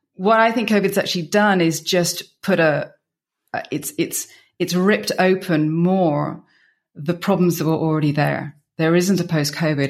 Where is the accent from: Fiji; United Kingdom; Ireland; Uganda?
United Kingdom; moved away as an adult; also born or lived in Belgium; now in Bierges, Belgium; I'm British, and I've been in Belgium for twenty-one years